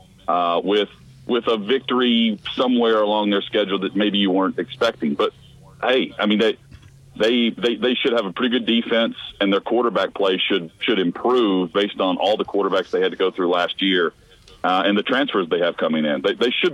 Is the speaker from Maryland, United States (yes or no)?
no; Tennessee, United States; I grew up in Tennessee